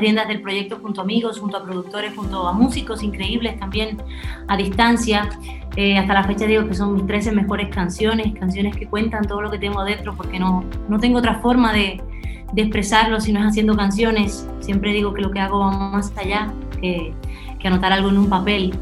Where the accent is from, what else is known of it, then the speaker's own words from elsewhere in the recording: Dominican Republic; accent: Spanish; Yo nací aquí en República Dominicana y la verdad es que me considero muy dominicana